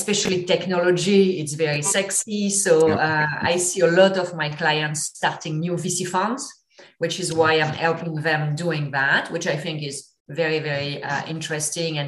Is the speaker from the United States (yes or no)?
no; France; English is a second language; moved away; I apologize in advance if my accent is a bit thick. I'm from France originally